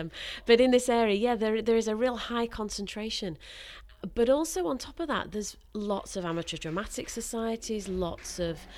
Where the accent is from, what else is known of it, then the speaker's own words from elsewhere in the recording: England, United Kingdom; Because I'm actually from the Midlands, so but I've lived up north longer than I was in the Midlands now, so I consider myself an honorary northerner.